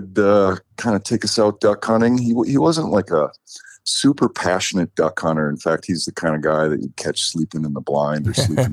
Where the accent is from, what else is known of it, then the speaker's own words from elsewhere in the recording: Sunfish Lake, Minnesota, United States; I grew up in Minnesota, right outside of the cities, little town called Sunfish Lake, Minnesota.